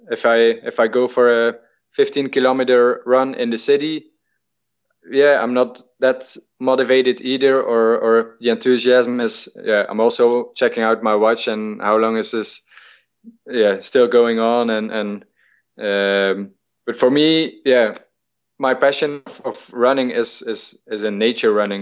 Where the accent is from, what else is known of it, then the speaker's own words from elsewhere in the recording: Belgium; I'm from Belgium, our climate is really moderate